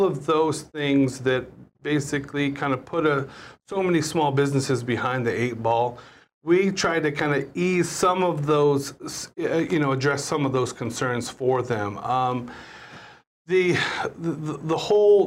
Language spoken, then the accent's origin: English; Kansas, United States; moved away as an adult; also born or lived in Hawaii; now in Honolulu, United States; I grew up in Kansas.